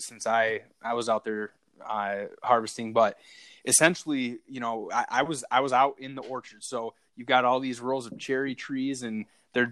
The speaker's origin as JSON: {"language": "English", "town": "Traverse City", "region": "Michigan", "country": "United States", "tie": "born or raised there", "also_born_or_lived": "Metro Detroit, Michigan", "said": "I grew up in Traverse City, Michigan, which is just off Lake Michigan, kind of the northwest portion of the Lower Peninsula"}